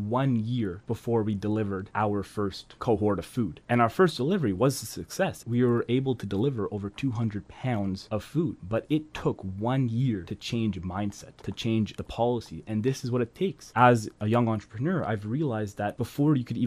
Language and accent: English; Ottawa, Ontario, Canada; I'm from Ottawa, and we don't see these things all the time. living in a suburb